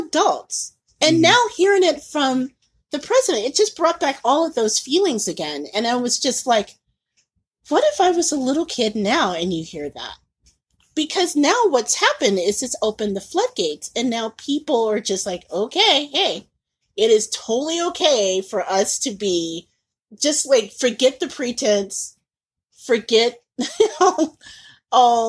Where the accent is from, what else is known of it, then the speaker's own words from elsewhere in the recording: Indianapolis, Indiana, United States; moved away as an adult; also born or lived in Mississippi / Tampa; having grown up and being born and raised in Indiana